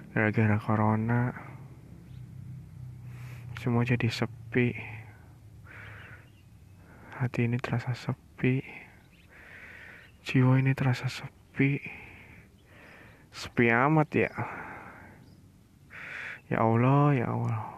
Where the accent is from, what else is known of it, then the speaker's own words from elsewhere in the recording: Tegal, Central Java, Indonesia; saya dari Tegal tapi bukan anak nakal